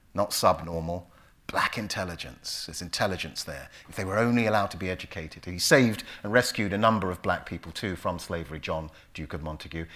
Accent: London, United Kingdom; also born or lived in Willesden Green, London; Park Royal, I would say. It sounds posh but it's basically where the biscuit factory is in, in northwest London

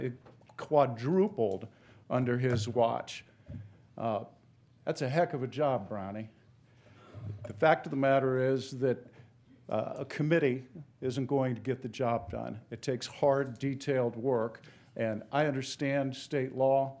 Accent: Ohio, United States; went home to practice in my hometown with, uh, and raised my family. Ultimately became the prosecuting attorney in that county for eight years.

